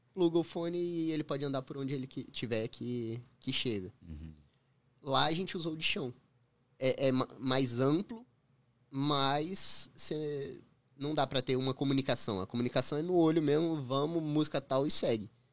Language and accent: Portuguese; Brazil; moved away as an adult; now in Toronto, Canada; eu saí do Brasil